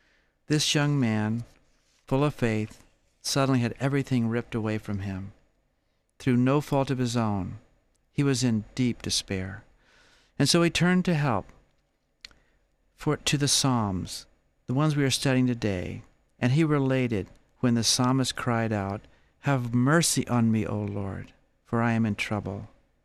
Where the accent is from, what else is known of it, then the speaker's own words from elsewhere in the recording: Georgia, United States; I was 25 years old and I was visiting California from Georgia.